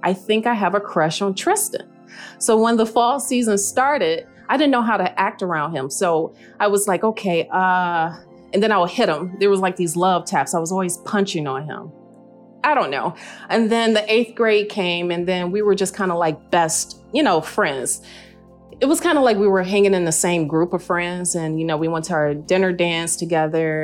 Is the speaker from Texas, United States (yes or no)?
no; Detroit, Michigan, United States; I am originally from Detroit, Michigan